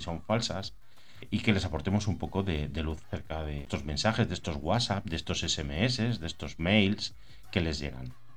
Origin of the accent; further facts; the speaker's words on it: Burgos, Castile and León, Spain; now in Campanet, Spain; soy de Burgos, aunque vivo en Campanet, en Islas Baleares